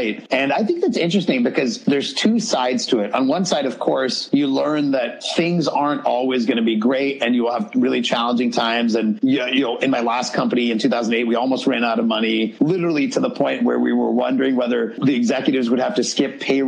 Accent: Pennsylvania, United States; me with my brother and my dad growing up in Pennsylvania in the U.S.

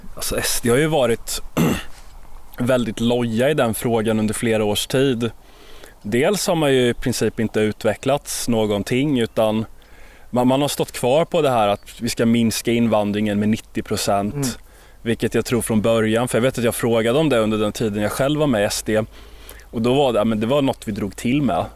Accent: Sweden; som svensk

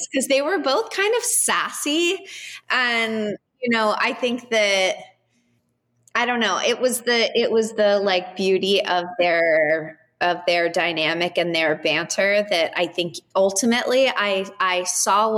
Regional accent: Southern California, United States; now in New York, United States; I'm from California. I'm from Southern California

